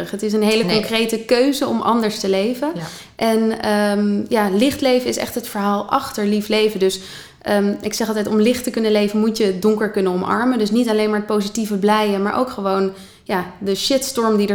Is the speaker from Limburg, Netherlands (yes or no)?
no; Haarlem, North Holland, Netherlands; born there; In Haarlem, centrum Haarlem, eh, de Kleine Houtstraat. Mijn geboortedorp.